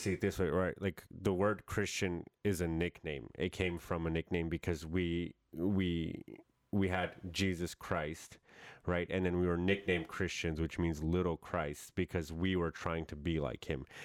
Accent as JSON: {"language": "English", "region": "New York", "country": "United States", "tie": "born or raised there", "moved": "yes", "said": "that's how I grew up in New York"}